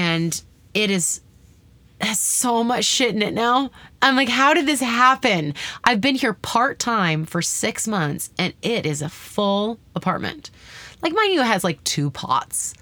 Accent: Canada; moved away as an adult; now in United States; I'm Canadian

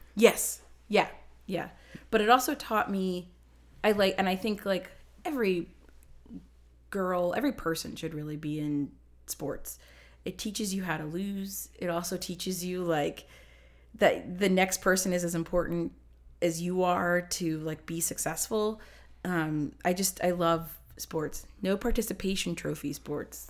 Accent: Ohio, United States; moved away; also born or lived in New Jersey; I grew up in Ohio, and then we moved to New Jersey

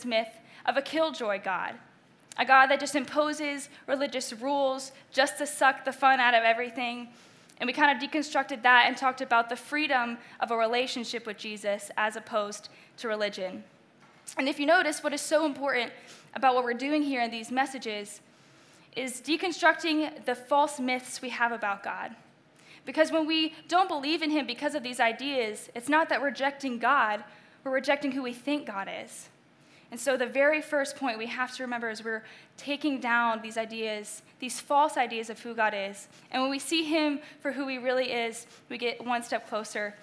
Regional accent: Delaware/Maryland, Eastern Shore, United States; moved away; also born or lived in Indiana; I grew up in Eastern Shore, Delaware/Maryland

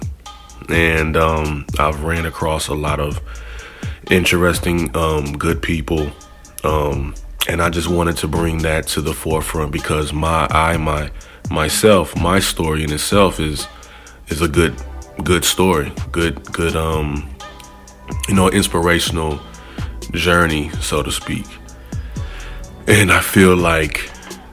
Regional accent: St. Louis, Missouri, United States; moved away as an adult; now in Los Angeles, United States; I'm from St. Louis, Missouri. I moved out to LA almost 8 years ago

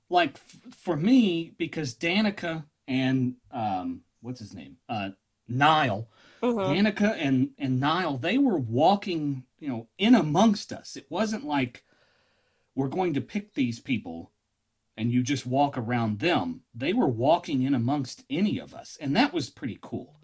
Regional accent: Kentucky, United States; I'm from Kentucky

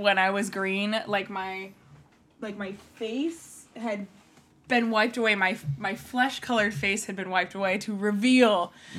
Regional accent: California, United States; Okay. Nope. I should know. I'm from California. That's a thing.

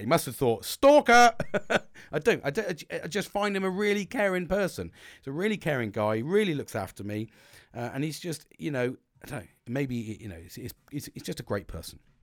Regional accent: United Kingdom; I'm British

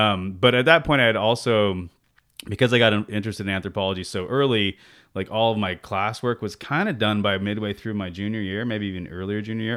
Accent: San Jose, California, United States; also born or lived in Santa Barbara; I grew up in, uh, San Jose. I'm actually a fifth generation San Josean, uh, and grew up in East San Jose

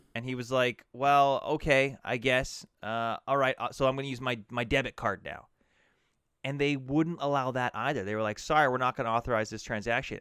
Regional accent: Alberta, Canada; growing up in Alberta

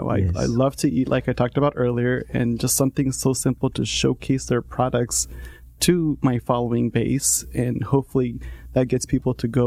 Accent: La Habra, California, United States; also born or lived in Jalisco, Mexico; So I grew up in La Habra, and I was there pretty much my entire life. I went to Sonora High School, went to Fullerton College, went to Cal State Fullerton, pursued a business degree. And then prior to La Habra, I was actually born in Mexico, in Jalisco

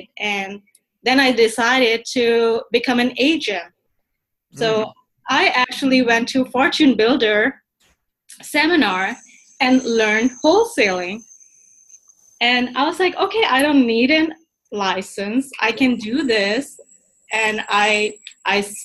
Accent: Pakistan; moved away as an adult; I am actually from Pakistan. I moved here when I was 21

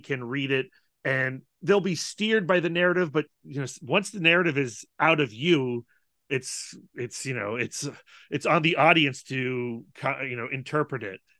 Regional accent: Northern Virginia, United States; we grew up in Northern Virginia

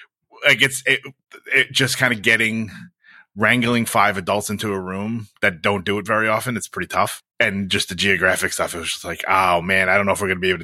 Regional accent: New York, United States; I always talk about folks with this, and it's different for being like a New Yorker and like a Northeasterner.

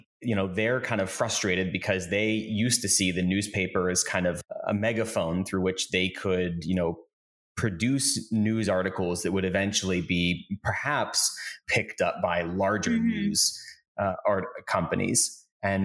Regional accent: Pennsylvania, United States; moved away; I grew up in a really, really small town in Pennsylvania.

